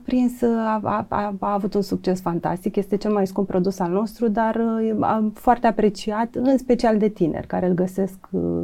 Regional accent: Ștefănești, Romania; eu am crescut la bunicii în Ștefănești

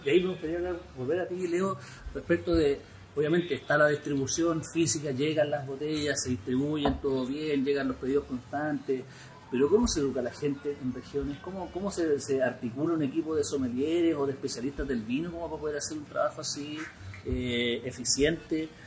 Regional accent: Chile; Acá en Chile

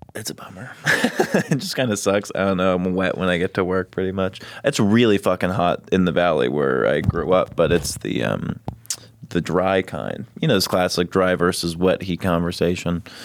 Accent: Los Angeles, California, United States; moved away as an adult; also born or lived in Texas; now in Austin, United States; I'm from Los Angeles

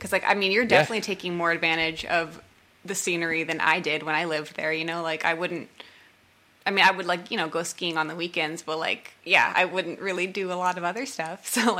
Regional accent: Coeur d'Alene, Idaho, United States; now in Texas, United States; no bands ever came and toured in the city that I'm from, which is like Northern Idaho, Coeur d'

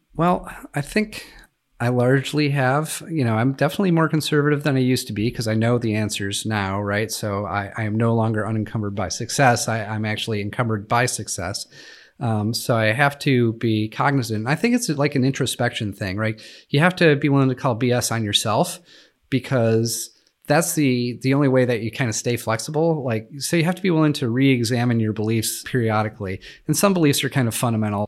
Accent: Western New York, United States; I grew up in Western New York

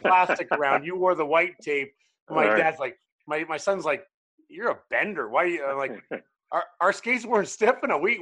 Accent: Canada; now in United States; I'm Canadian.

